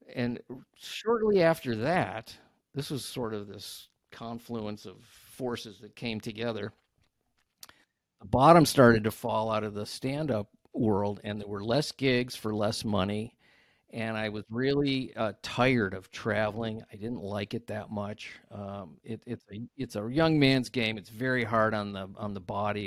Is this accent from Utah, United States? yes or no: no; Ohio, United States; I grew up in Ohio